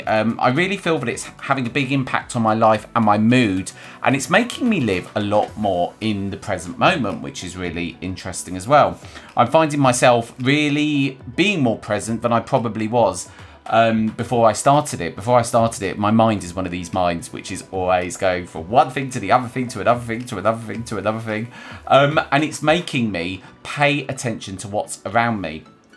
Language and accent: English; London, United Kingdom; also born or lived in Manchester / Bristol; well, I'm originally from London, and I moved from London to Manchester to Bristol and all over the place.